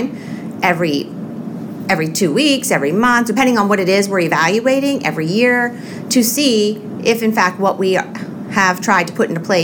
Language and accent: English; Youngstown, Ohio, United States; I'm born and raised in Youngstown. I love being from Youngstown.